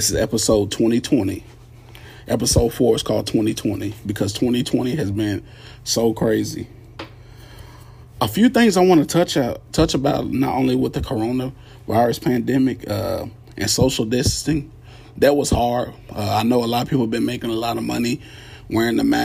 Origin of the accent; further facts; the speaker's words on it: Radcliff, Kentucky, United States; I'm originally from Radcliffe, Kentucky, about 25 miles away from Louisville.